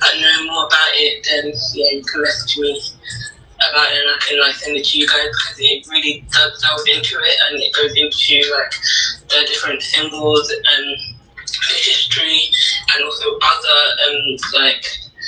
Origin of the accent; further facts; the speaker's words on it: London, United Kingdom; I'm 22. I'm from London